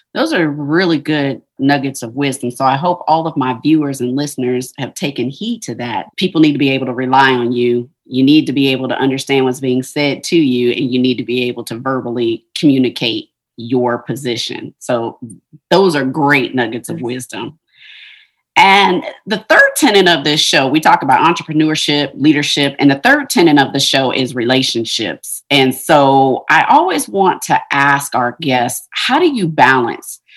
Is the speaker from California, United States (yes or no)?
no; Ohio, United States; I'm from Ohio